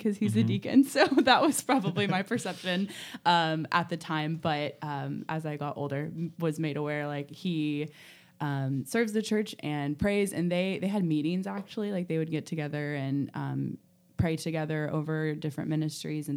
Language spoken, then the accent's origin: English; Louisville, Kentucky, United States; I grew up in Louisville, Kentucky